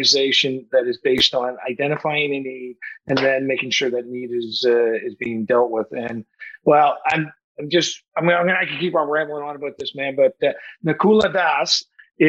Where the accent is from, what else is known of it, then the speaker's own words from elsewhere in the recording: Saint John, New Brunswick, Canada; based out of St. John, New Brunswick, my hometown.